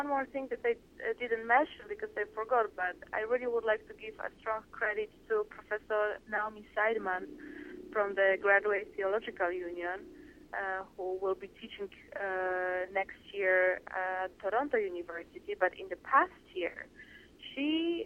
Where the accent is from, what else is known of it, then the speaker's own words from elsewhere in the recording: Poland; now in San Francisco, United States; I'm from Poland